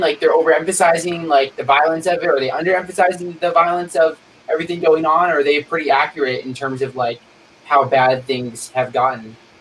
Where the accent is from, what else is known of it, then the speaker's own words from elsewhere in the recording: State College, Pennsylvania, United States; I'm from State College, Pennsylvania